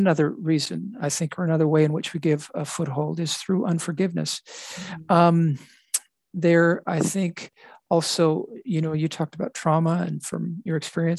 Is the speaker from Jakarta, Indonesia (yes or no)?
no; Bali, Indonesia; My background growing up in Indonesia made me aware of things on the island of Bali, which is called the Island of the Gods. That's where mm-hmm. I was brought up